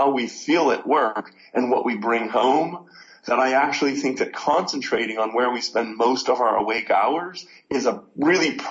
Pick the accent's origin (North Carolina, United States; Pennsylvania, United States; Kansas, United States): Pennsylvania, United States; Pittsburgh; Oh, Pittsburgh, Pennsylvania.